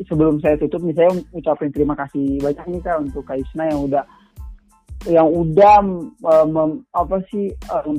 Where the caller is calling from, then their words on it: Maluku, Indonesia; di daerah saya tuh kayak yang di daerah saya kan Maluku ya itu sekarang lagi langkah minyak tanah tuh kak